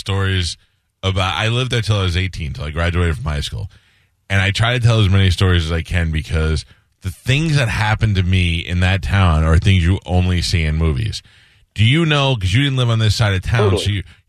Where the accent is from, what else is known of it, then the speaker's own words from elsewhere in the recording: New York City, New York, United States; I grew up in Newdorp